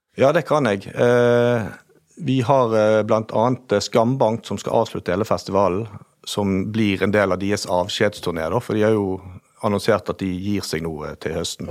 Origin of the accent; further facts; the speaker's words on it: Bergen, Vestland, Norway; accent: Bergen dialect; moved away as an adult; now in Lofthus, Norway; jeg er født og oppvokst i Bergen